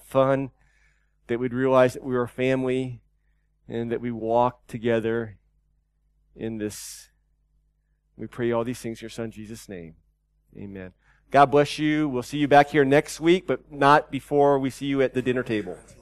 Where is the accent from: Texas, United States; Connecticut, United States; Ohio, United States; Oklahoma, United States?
Texas, United States; Austin; moved away; my hometown in Austin, Texas